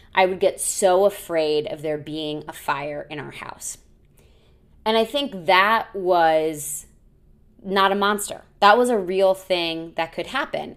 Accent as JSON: {"language": "English", "country": "United States", "tie": "born or raised there", "said": "I grew up near Six Flags."}